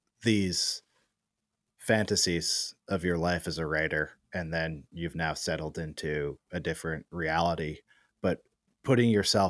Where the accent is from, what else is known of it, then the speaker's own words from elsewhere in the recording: Berkeley, California, United States; I'm from Berkeley